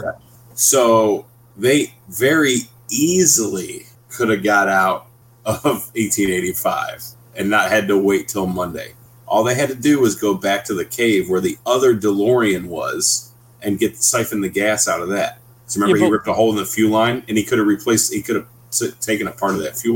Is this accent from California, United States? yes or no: no; West Virginia, United States; moved away; originally I'm from West Virginia. Obviously, you know, my dad is he's a hillbilly